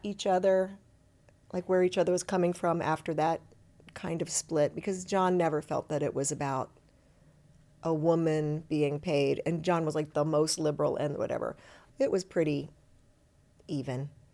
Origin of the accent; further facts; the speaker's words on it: Cincinnati, Ohio, United States; moved away; also born or lived in Detroit; I grew up in Cincinnati